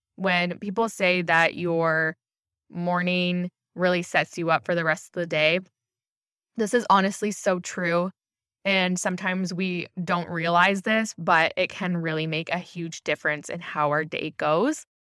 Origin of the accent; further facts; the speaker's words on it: Ontario, Canada; I'm from Ontario